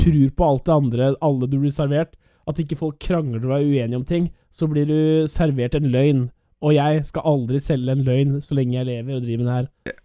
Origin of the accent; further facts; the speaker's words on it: Norway; jeg er norsk